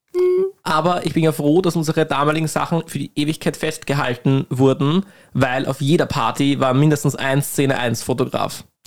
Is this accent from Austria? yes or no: yes; Lower Austria, Austria; ich komme aus Niederösterreich